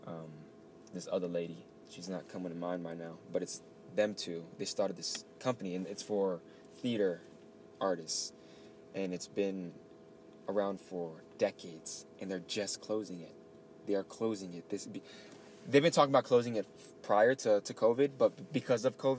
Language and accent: English; New York, United States; So that in its own, I'm like, we're from New York.